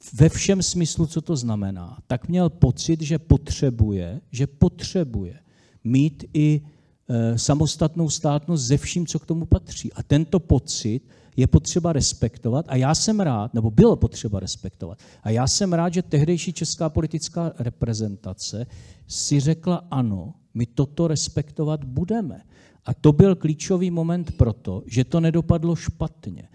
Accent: Czechia; jako Češi, český národ, máme dlouhodobou státnost v rámci zemí koruny české

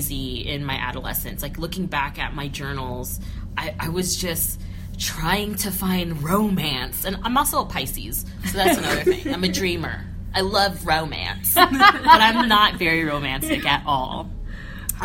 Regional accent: Northern California, United States; I grew up in Northern California, in the Vallejo, American Canyon, Napa area.

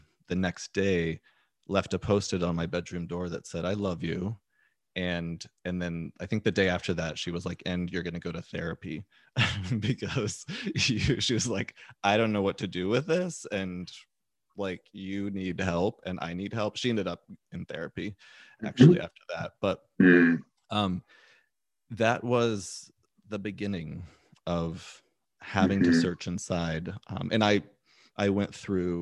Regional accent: Texas, United States; being this different little boy growing up in Texas

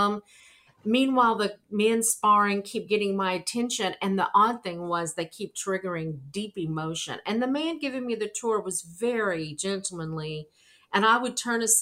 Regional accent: Arkansas, United States; moved away as an adult; now in New York City, United States; I'm from Arkansas.

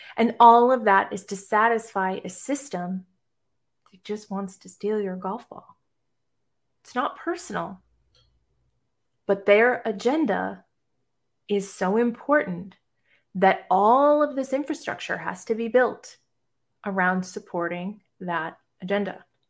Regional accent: Boston, Massachusetts, United States; now in Savannah, United States; I live right outside of Savannah, Georgia, but I'm originally from Boston, Massachusetts

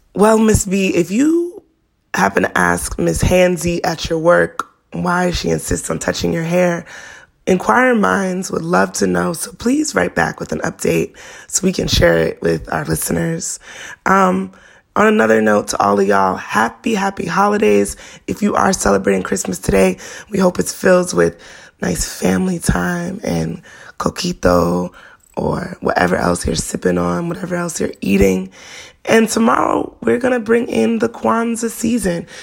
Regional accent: New York City, New York, United States; Bed-Stuy brat

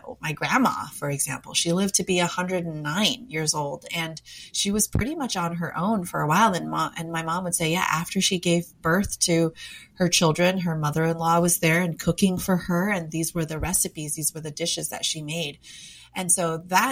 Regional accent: United States; I was born and raised in America, but because of my background, my parents were immigrants

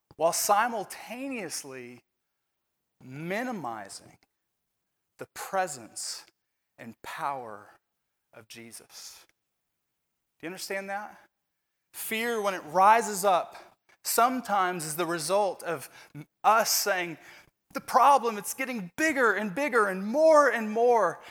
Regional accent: Indiana, United States; moved away; I'm from Indiana. We kinda love basketball in Indiana.

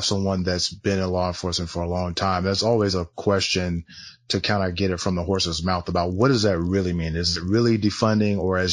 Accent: Southern California, United States; I grew up in Southern California

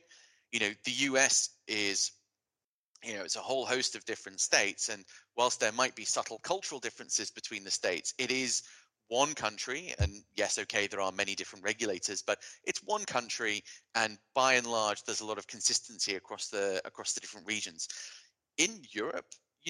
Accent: United Kingdom; as a Brit

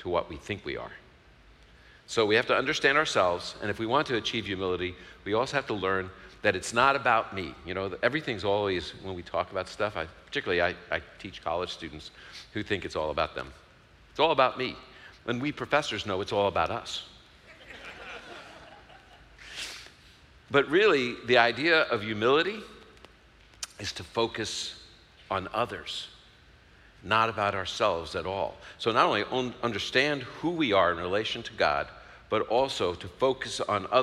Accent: New York City, New York, United States; I'm from Brooklyn

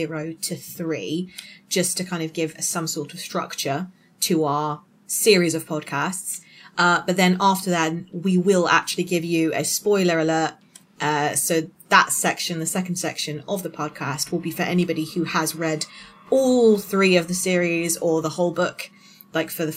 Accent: Hampshire, South East England, United Kingdom; I am from Hampshire in the United Kingdom, a little city just about 20 minutes away from Stonehenge and about an hour away from London.

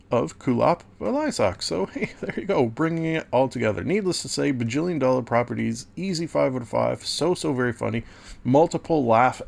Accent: Southern Ontario, Canada; as a Southern Ontario resident

